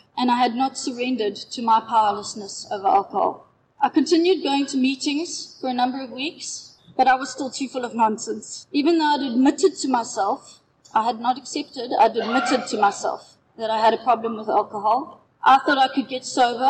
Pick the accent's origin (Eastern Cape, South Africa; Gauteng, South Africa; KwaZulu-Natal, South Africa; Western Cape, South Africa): Western Cape, South Africa; Knysna; I'm from Yellowwood in Knysna.